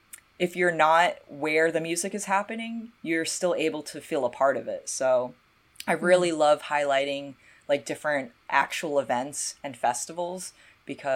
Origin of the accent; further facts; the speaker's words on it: North Carolina, United States; my hometown